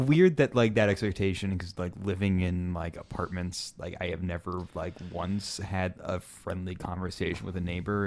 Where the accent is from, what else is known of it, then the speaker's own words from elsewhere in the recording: Kansas City, Missouri, United States; growing up in Kansas City